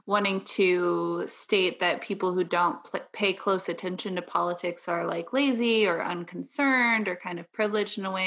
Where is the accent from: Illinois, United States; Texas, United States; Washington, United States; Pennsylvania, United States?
Illinois, United States; Southern; I am from the Midwest, uh, Southern Illinois, not Chicago